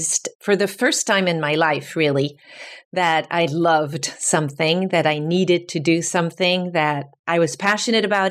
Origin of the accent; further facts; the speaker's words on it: France; moved away as an adult; also born or lived in New York City; I'm from France. I grew up in France